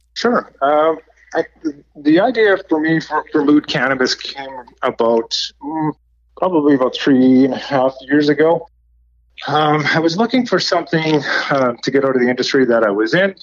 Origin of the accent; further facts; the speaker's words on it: Nanaimo, British Columbia, Canada; my hometown is in Nanaimo, BC.